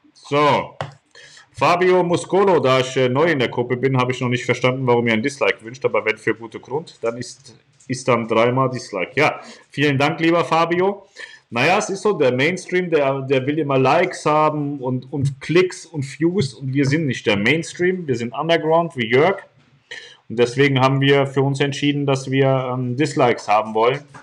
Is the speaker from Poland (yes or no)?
yes; Poland; ich bin in Polen geboren worden. Bin ein Pole.